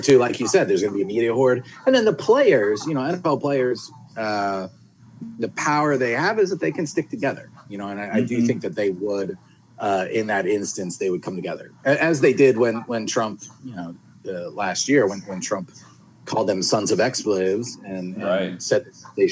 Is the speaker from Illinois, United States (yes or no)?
no; Philadelphia, Pennsylvania, United States; I grew up in Philadelphia, you know, so, and that's where we are right now.